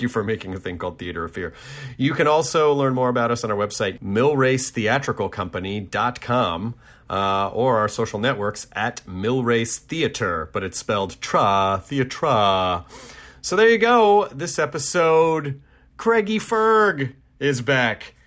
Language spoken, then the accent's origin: English; Tennessee, United States; my home state of Tennessee, not my home city, but my home state